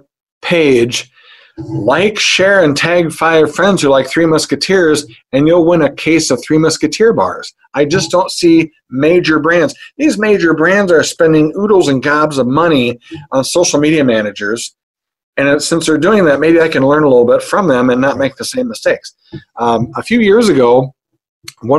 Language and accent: English; Hampton, Iowa, United States; I'm from Hampton, Iowa